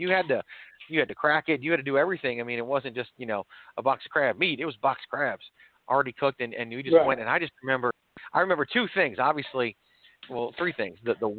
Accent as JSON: {"language": "English", "region": "Virginia", "country": "United States", "tie": "born or raised there", "also_born_or_lived": "New York", "said": "So I was born in New York, but I actually grew up in Virginia."}